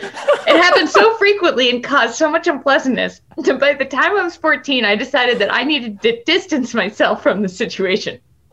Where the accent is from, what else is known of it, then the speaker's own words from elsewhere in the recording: Denver, Colorado, United States; As someone who was born and raised in Denver and is now a Bengals fan, this statement felt like a vicious personal attack directed at me.